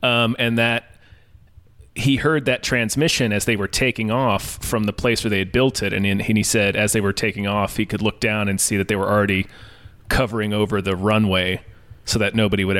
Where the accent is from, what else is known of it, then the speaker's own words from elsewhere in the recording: Virginia, United States; I was born in Virginia.